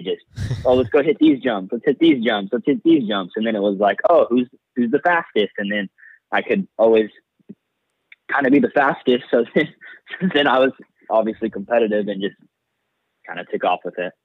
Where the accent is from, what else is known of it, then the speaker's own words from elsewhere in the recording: Bakersfield, California, United States; I'm originally from Bakersfield, California